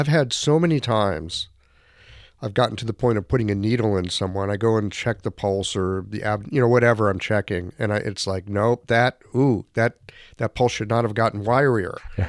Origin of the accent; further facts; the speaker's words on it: United States; I'm an American.